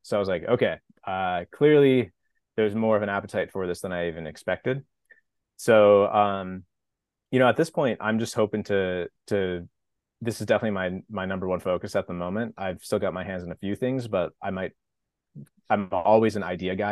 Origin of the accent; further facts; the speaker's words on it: Napa, California, United States; moved away as an adult; also born or lived in Los Angeles; now in San Diego, United States; I grew up in Napa, wine country, California